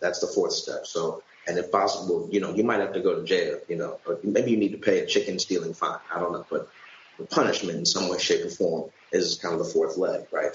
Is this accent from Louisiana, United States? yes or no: no; St. Louis, Missouri, United States; I'm from St. Louis